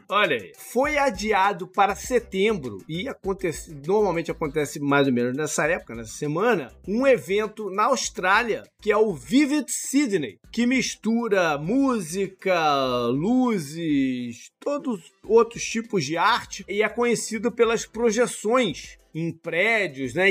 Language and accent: Portuguese; Teresópolis, Rio de Janeiro, Brazil; now in United States; quando eu era adolescente em Teresópolis